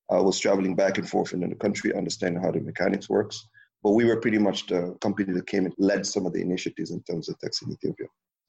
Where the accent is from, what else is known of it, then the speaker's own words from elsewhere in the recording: Senegal; I was so detached from Senegal, the reality of French speaking and all these different things that, and the other fact that Senegal is a small country where the economy is so small, it's only 14 million people